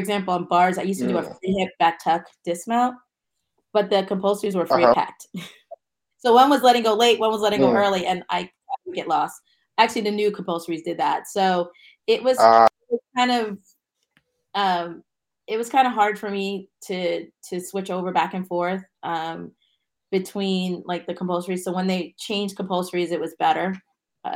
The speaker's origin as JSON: {"language": "English", "town": "Mount Vernon", "region": "New York", "country": "United States", "said": "I'm from Mount Vernon"}